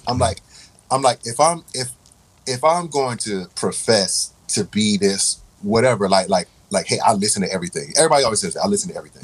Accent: Raleigh, North Carolina, United States; moved away; I say North Carolina, and everybody, oh, you from the country, right? Like, all right, I'm from Raleigh

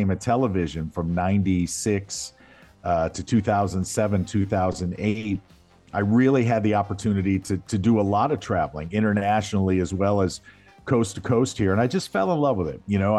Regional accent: Missouri, United States; I was born and raised right there in South County, you know, right down the street from you. And great place to grow up.

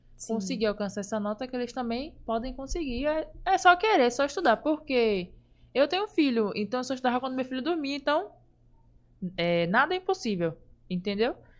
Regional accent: Lauro de Freitas, Bahia, Brazil; also born or lived in Salvador, Bahia; eu sou de Salvador, Cosme de Farias

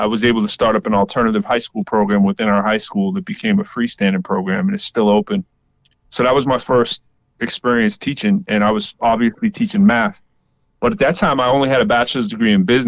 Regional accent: Lowell, Massachusetts, United States; moved away as an adult; also born or lived in Cambridge, Massachusetts; now in Washington, D.C., United States; I'm from Massachusetts, Lowell specifically, moved to Cambridge

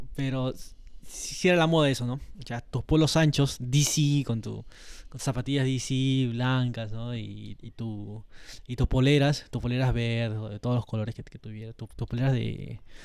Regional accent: Peru

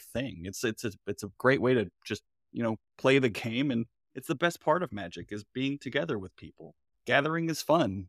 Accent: Florida, United States; I'm from Florida

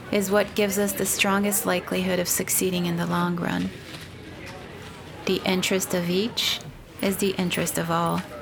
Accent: São Paulo, Brazil; moved away as an adult; now in Portland, United States; I'm from I'm from Brazil. I immigrated Brazil. Oh, yeah. 15 years ago. Yeah, What part? São Paulo.

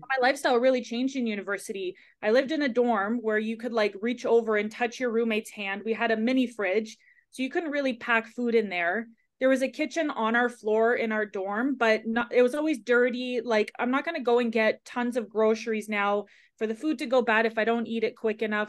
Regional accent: Ontario, Canada; moved away; I grew up in Ontario

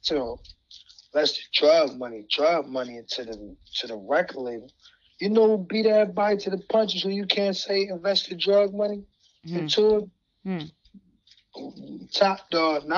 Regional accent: New Jersey, United States; Jersey is my home state.

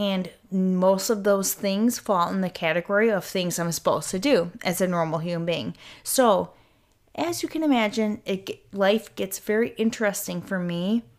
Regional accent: United Kingdom; in my point of view, in this body of mine as Brit, looking out into the world

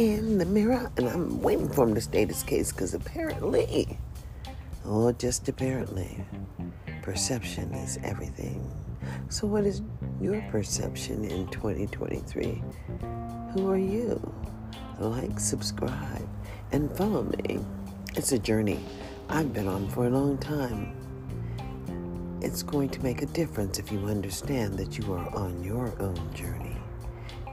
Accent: United States; I am only an American

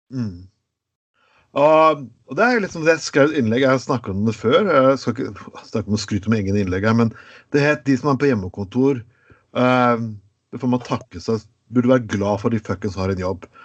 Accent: Skien, Telemark, Norway; moved away; jeg kom fra Skien

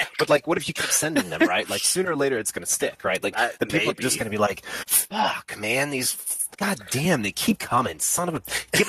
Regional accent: United States; I'm from America, bro.

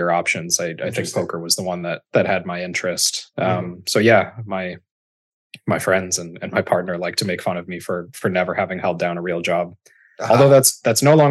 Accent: Chicago, Illinois, United States; I grew up in Chicago

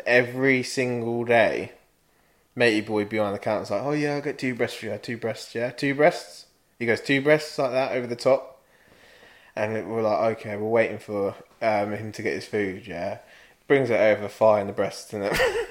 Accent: Luton, East of England, United Kingdom; I'm from Luton

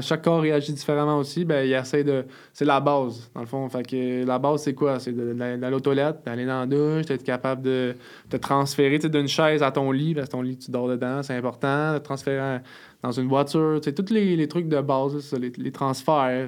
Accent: Montreal, Quebec, Canada; je viens du sud-ouest de Montréal, à La Salle

